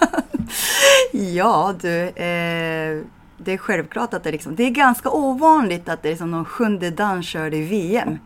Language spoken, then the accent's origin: Swedish; Japan; Swedish is a second language; moved away as an adult; also born or lived in Medåker, Sweden; now in Stockholm, Sweden; när jag var dagisbarn, så jag kollade på TVn när jag bodde i Japan